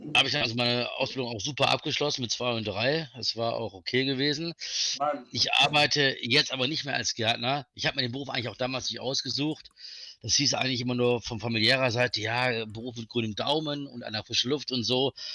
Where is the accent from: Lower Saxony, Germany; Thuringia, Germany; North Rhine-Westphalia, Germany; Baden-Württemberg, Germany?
North Rhine-Westphalia, Germany; Velbert; Ich bin also aus Felbert, das ist in der Nähe von Wuppertal und Düsseldorf